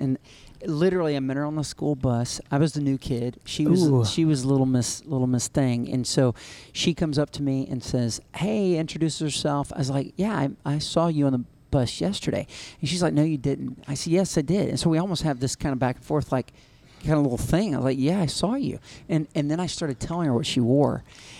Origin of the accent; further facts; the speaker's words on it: Alabama, United States; I'm a Southern boy at heart. I'm from Alabama, born and raised.